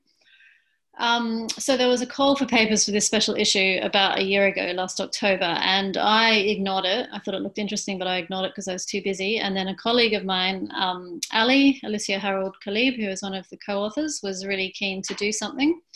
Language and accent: English; Australia; also born or lived in United Kingdom / Brussels, Belgium; now in Melbourne, Australia; I'm from Australia